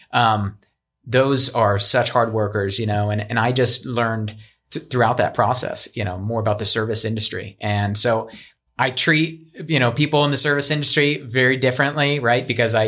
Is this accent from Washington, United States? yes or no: no; Pennsylvania, United States; now in Arizona, United States; I came from Pennsylvania. A lot of people come from other places.